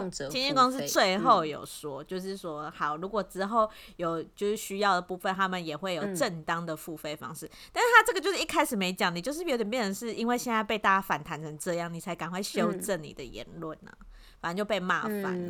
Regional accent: Taiwan; 我们台湾人

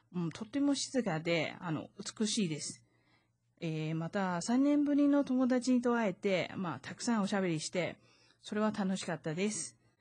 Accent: Taiwan; 台湾生まれ、台湾育ち

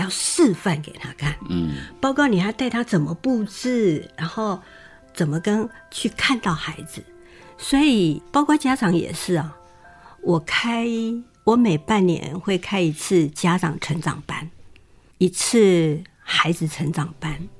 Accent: Taiwan; 原来我是跟他们一伙，就是台湾人

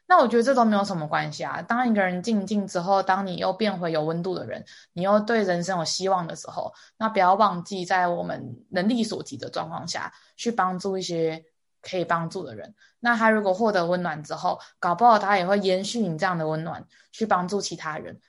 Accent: Taiwan; 我们日本人跟台湾人

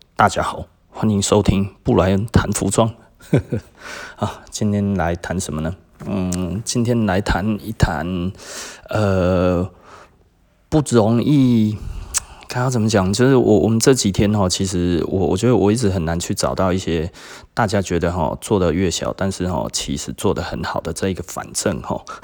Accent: Taiwan; 我们其实台湾人，哈，特别地崇尚美国的那一种 E M B A 的想法

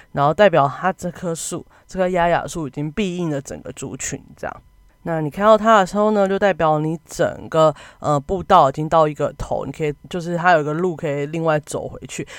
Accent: Kaohsiung, Taiwan; 身为高雄人

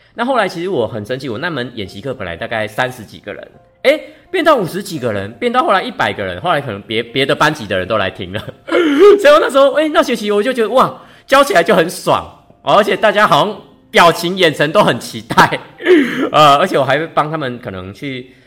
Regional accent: Yonghe, New Taipei, Taiwan; 台北永和的嘉里面

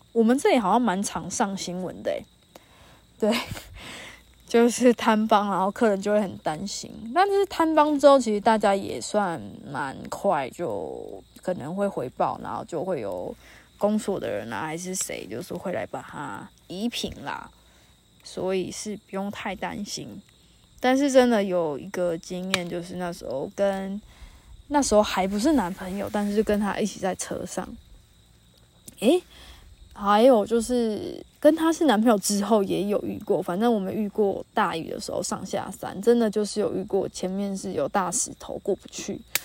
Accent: New Taipei, Taiwan; moved away as an adult; 你哪里人？然后我说：哦，北部啊。”然后他就问的很焦哦，问的很细哦，说北部哪里？我说哦，新北。

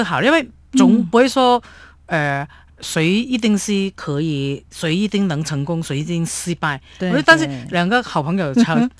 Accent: Hong Kong; now in Taiwan; 所以我们香港人呢就喝汤就不吃料

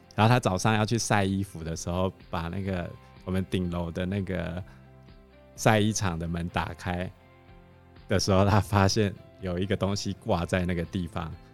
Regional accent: Taiwan; 我们台湾人真的很相信这些东西啊

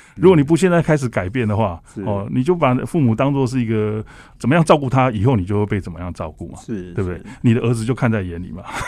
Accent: Taiwan; also born or lived in Vancouver; 不像我们台湾，我们台湾人

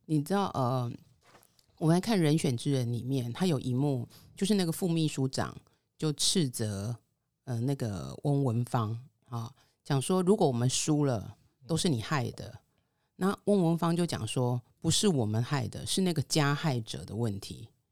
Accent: Taichung, Taiwan; 我的故乡台中

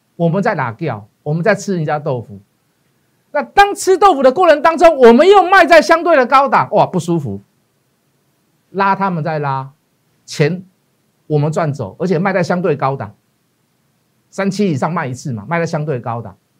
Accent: Taiwan; 我们是台湾的leader

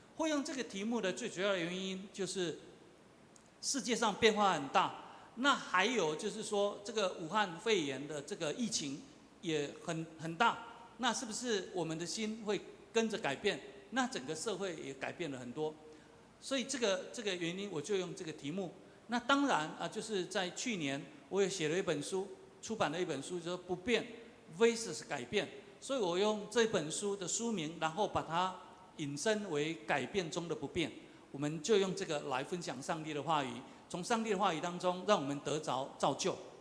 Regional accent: southern Taiwan, Taiwan; first language Taiwanese Hokkien; Chinese is a second language; 我是乡下人，也是在南部长大

